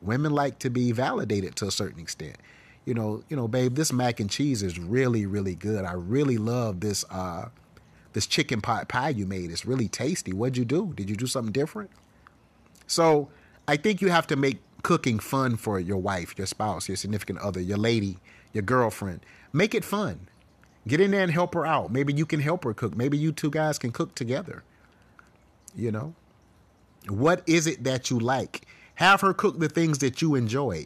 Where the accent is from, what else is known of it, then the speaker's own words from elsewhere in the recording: the South, United States; I grew up in the South